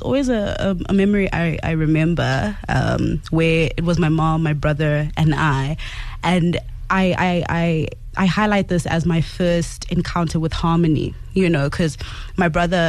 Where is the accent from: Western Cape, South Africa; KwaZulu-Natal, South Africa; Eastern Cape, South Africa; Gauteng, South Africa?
Gauteng, South Africa; Soweto; is a young lady from Soweto.